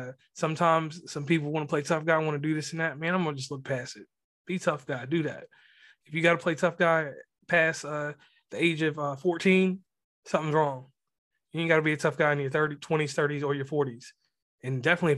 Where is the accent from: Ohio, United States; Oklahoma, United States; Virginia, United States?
Virginia, United States; rural; moved away as an adult; now in West Virginia, United States; Growing up in Virginia